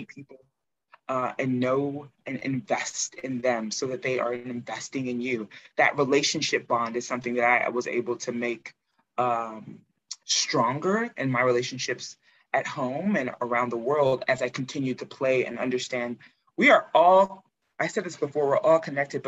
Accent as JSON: {"language": "English", "country": "United States", "said": "I think it's important to note that I am American, but I'm first generation American. My parents are Nigerian."}